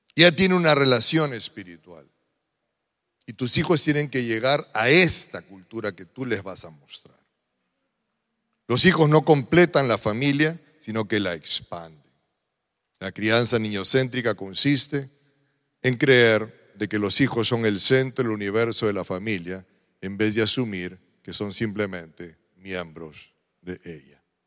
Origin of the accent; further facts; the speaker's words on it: Peru; yo como peruano tengo ciertas costumbres que los peruanos solemos repetir